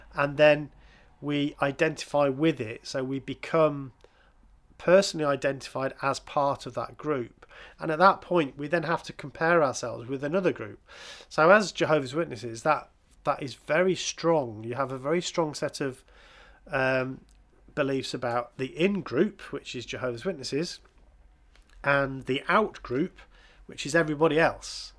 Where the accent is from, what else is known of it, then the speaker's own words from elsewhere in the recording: England, United Kingdom; I'm an English person